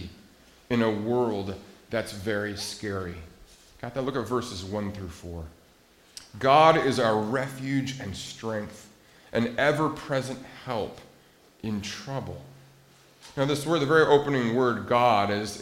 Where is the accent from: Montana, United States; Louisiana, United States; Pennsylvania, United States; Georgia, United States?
Montana, United States; I grew up in Montana, and landlocked Montana